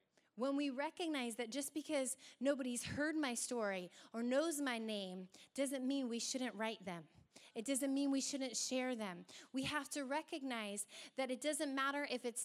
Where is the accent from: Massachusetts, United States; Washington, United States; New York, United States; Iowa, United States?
Washington, United States; Hoquiam; I'm from Hoquiam